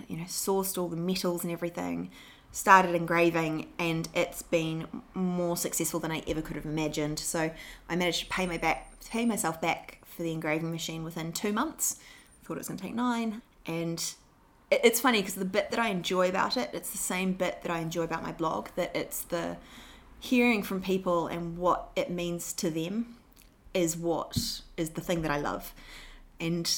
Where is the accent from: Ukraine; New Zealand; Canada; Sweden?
New Zealand; moved away as an adult; now in London, United Kingdom; I'm from New Zealand